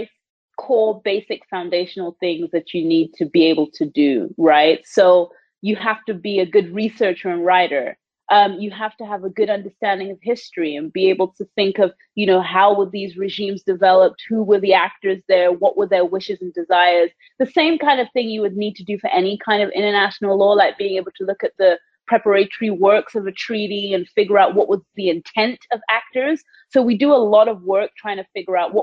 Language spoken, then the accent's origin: English; England, United Kingdom; moved away as an adult; also born or lived in Canada; now in United States; I was born and raised in the United Kingdom. I grew up in a really small town in England